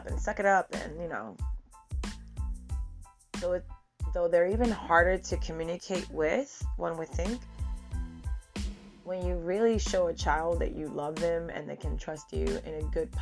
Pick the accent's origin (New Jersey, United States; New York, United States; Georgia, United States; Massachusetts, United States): New York, United States; New York City; Born and raised in the Bronx.